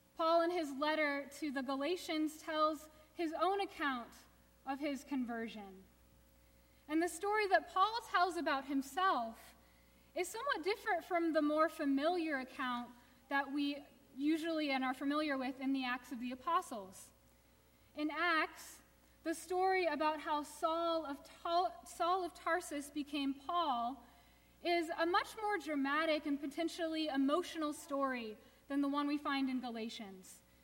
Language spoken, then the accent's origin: English; Houston, Texas, United States; I grew up in Houston, suburban Houston, definitely the South